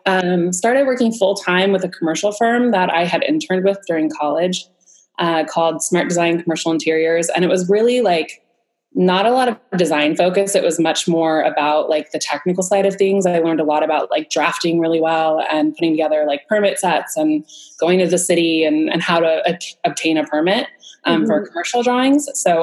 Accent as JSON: {"language": "English", "region": "Southern California", "country": "United States", "tie": "born or raised there", "said": "I grew up in Southern California and I went to school at San Diego State University."}